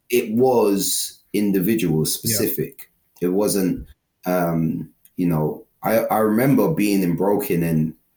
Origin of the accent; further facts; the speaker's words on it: London, United Kingdom; I grew up in London. I've always been from London